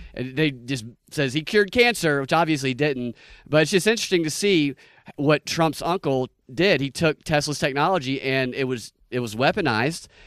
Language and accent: English; Georgia, United States; I'm from Georgia